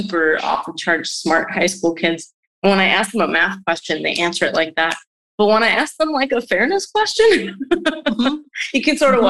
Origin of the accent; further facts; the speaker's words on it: New Jersey, United States; also born or lived in New York City, New York; So I was born in New York City, in Greenwich Village. My folks were living in the city for a while around that time, and then we moved to the suburbs. So I grew up in the New Jersey